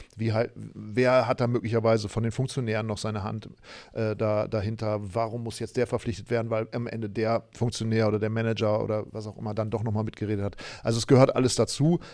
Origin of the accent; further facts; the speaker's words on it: Germany; ich komme aus Deutschland